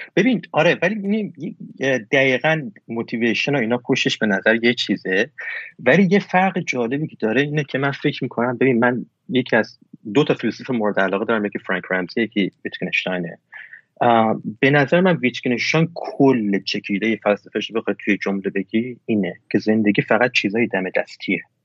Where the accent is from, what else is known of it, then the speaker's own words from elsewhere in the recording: Iran; همه کسایی که توی ایران بزرگ شدیم همینیم